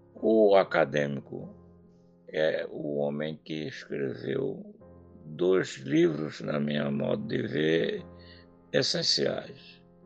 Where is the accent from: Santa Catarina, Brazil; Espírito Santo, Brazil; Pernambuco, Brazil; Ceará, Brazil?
Pernambuco, Brazil